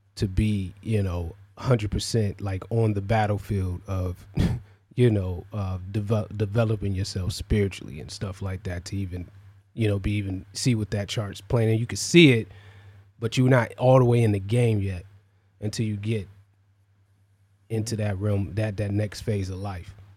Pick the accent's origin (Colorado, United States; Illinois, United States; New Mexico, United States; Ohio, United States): Ohio, United States; Cleveland; I'm from the Midwest, you know, like Cleveland